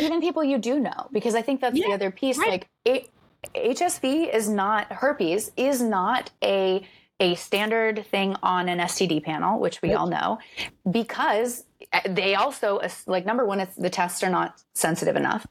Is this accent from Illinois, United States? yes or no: no; rural Florida, United States; I grew up in Florida, like rural Florida